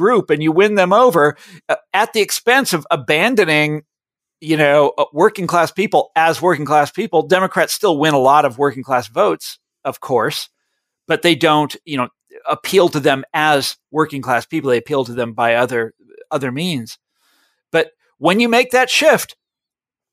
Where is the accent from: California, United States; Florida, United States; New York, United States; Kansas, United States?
Kansas, United States; Johnson County; I grew up in Johnson County, Kansas, which is the affluent white collar suburbs of Kansas City, Missouri.